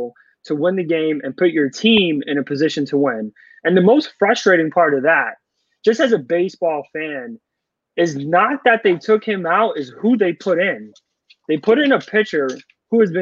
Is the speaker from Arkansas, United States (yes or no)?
no; New York, United States; growing up in New York